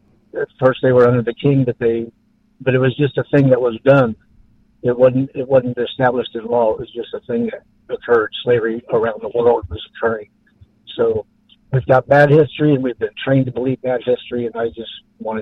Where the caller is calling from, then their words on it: Florida, United States; in Florida.